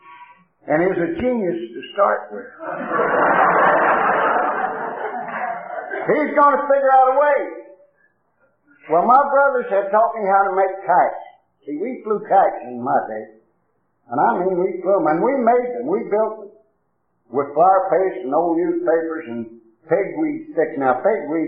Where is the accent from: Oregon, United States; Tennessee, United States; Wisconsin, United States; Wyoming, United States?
Tennessee, United States; moved away; I come from down in Tennessee